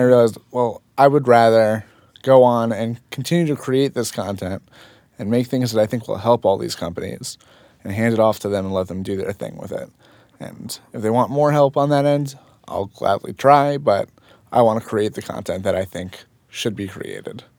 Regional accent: Fort Lee, New Jersey, United States; also born or lived in Manhattan / Saddle Brook / Paramus; Born and raised in Fort Lee

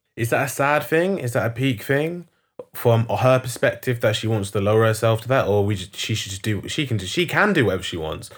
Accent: London, United Kingdom; I'm not from South. I'm from North.

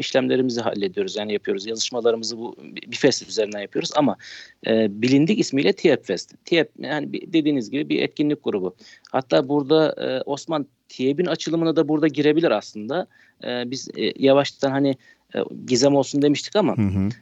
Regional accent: Isparta, Turkey; Ispartalıyım, Isparta'da yaşıyorum

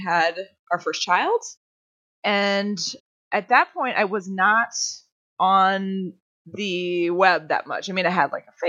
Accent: North Woods of Minnesota, United States; We grew up with horses and we grew up way in the North Woods of Minnesota

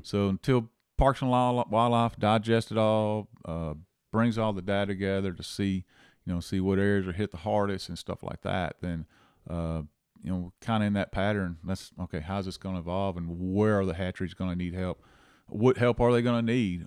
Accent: Angleton, Texas, United States; also born or lived in Louisiana; now in Rockport, United States; I grew up in Angleton, uh, as a kid, uh, actually, I was actually born in Louisiana

